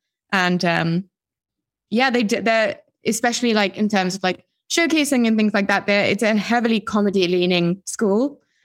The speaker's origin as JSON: {"language": "English", "region": "London", "country": "United Kingdom", "tie": "born or raised there", "moved": "as an adult", "lives_now": "New York, United States", "said": "So I was born and raised in London, but by American parents. So I spent time in New York, you know, as I was growing up a bit, because that's where my mum and dad lived before they moved to London."}